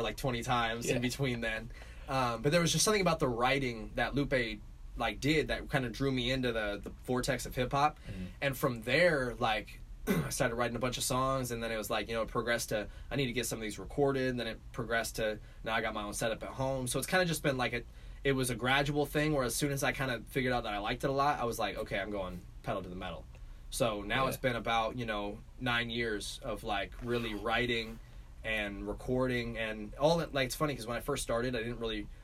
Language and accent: English; Olympia, Washington, United States; moved away as an adult; also born or lived in Seattle, Washington; now in Los Angeles, United States; So I'm from Olympia, Washington. Mm-hmm. That's where I was born and raised